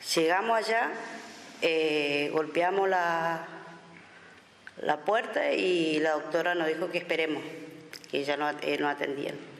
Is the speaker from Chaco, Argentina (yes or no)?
yes; Villa Ángela, Chaco, Argentina; soy de Villa Ángela Chaco